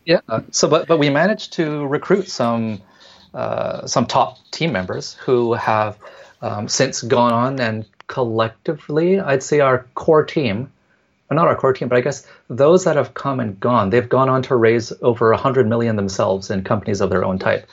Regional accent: Vancouver, British Columbia, Canada; moved away as an adult; now in Hong Kong; born and raised in Canada, in Vancouver

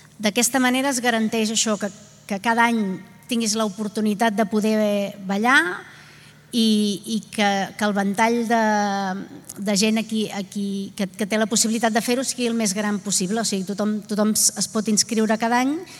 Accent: Vilanova i la Geltrú, Catalonia, Spain; jo que sóc de Vilanova

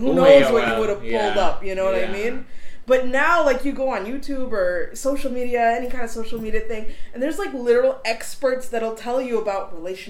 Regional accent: India; now in Mayapur, India; I was very sheltered as a growing up because I'm Indian.

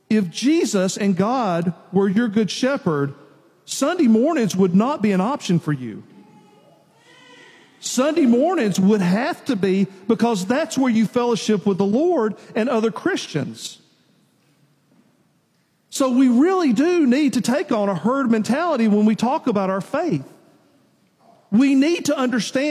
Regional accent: Nashville, Tennessee, United States; I grew up in Nashville, in town

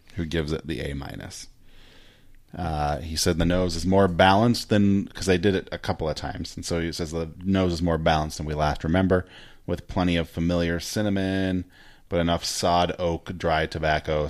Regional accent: United States; I'm American

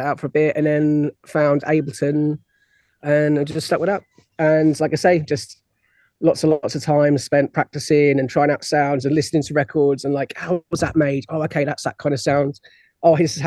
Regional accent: Isle of Wight, South East England, United Kingdom; I'm originally from the Isle of Wight

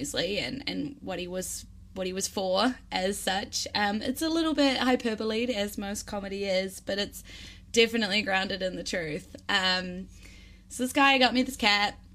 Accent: Wellington, New Zealand; my hometown here in Wellington in New Zealand

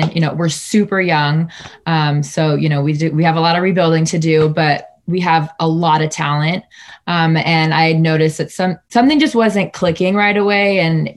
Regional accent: Sacramento, California, United States; also born or lived in Fresno, California / El Paso, Texas; I am Sacramento born, raised, proud to be from the 916.

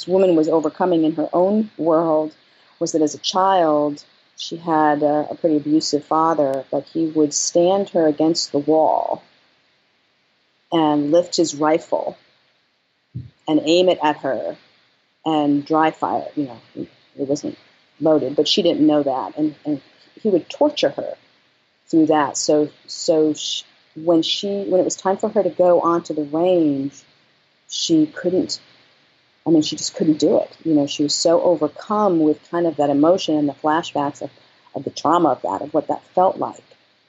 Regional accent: New York, United States; I mean, I came from New York. I came from an art background.

